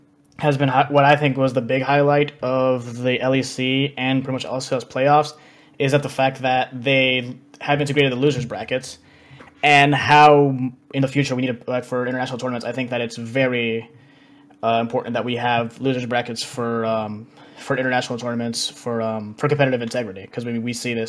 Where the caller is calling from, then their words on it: Washington, District of Columbia, United States; I'm calling from Washington, D.C.